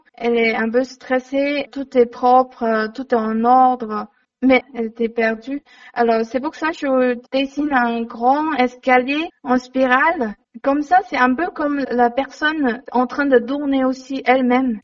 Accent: China; French is a second language; moved away as an adult; also born or lived in Montpellier, France; now in France; j'ai grandi euh, en Chine, j'ai fait mes études en Chine

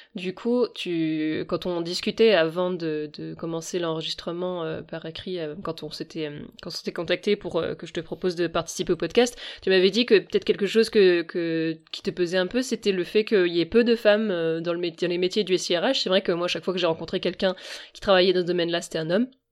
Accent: Rennes, Brittany, France; je suis rennaise

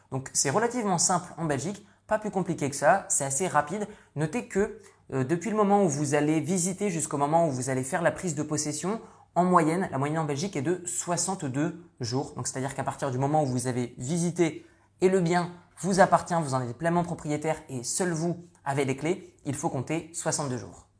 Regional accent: northern France, France; moved away; je suis issu du nord de la France, j'ai quitté la France il y a de ça de nombreuses années

